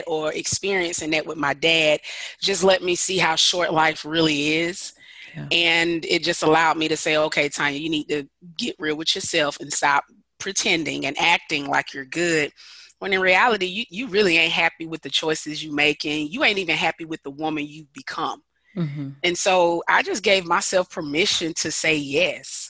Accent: Decatur, Georgia, United States; I'm from Decatur, Georgia, which is a little bit outside of Atlanta. Born and bred here.

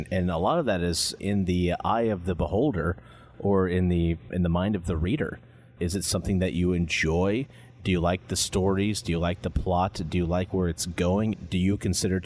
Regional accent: Kansas, United States; Growing up in Kansas, we used to make regular trips down to the Dallas, Texas area to visit family

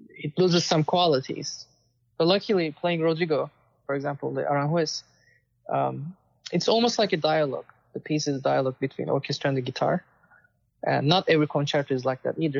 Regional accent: Istanbul, Turkey; moved away as an adult; also born or lived in Austin, Texas / New Jersey; now in United States; I was born in Istanbul and I won many competitions uh, growing up and um, came to United States for my master's

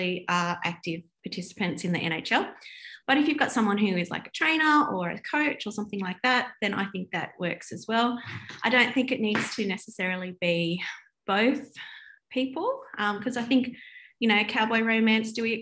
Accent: Australia; I'm an Australian

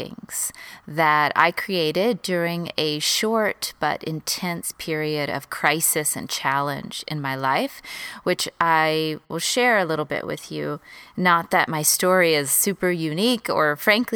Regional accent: Texas, United States; moved away as an adult; also born or lived in Los Angeles, United States; I moved from Texas, where I grew up

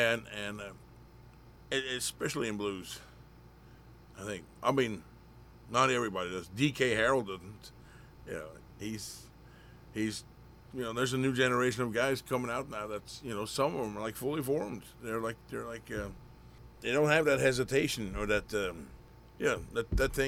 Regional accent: Bamble, Vestfold og Telemark, Norway; English is a second language; moved away as an adult; also born or lived in Oslo, Norway; now in United States; I'm, you know, from a very small town in Norway. It's in the county of Bamble

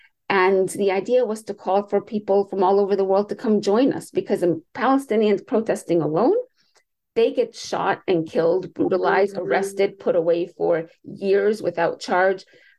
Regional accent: United States; I am American. I was born and raised here. My parents came here. My mom was about 9 months pregnant with me

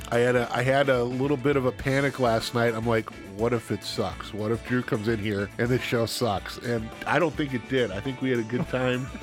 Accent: central Wisconsin, United States; I grew up in Wisconsin. I grew up in the central part of the state.

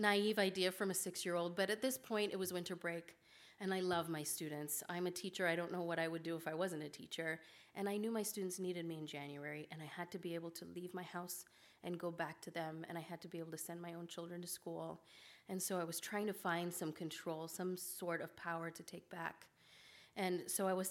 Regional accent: Kenya; now in Omaha, United States; My grandfather was shot when I was 14, growing up in Kenya

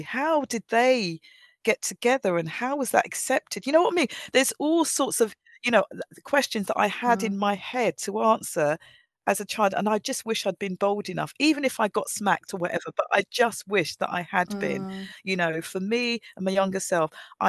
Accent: Nigeria; I was very shy as a young person, and maybe that was because I was, as growing up in Nigeria, I was told we was, you know, you seen but not heard

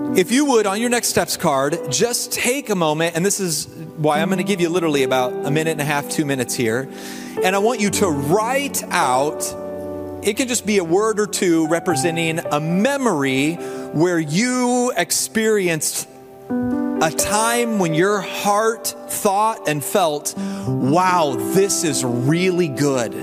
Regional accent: the South, United States; now in Indiana, United States; I'm from the South

